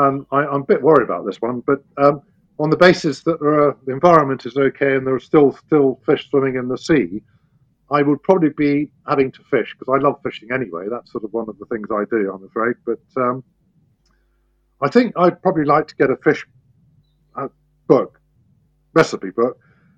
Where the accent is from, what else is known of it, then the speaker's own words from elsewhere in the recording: United Kingdom; We get great pride in it as British farmers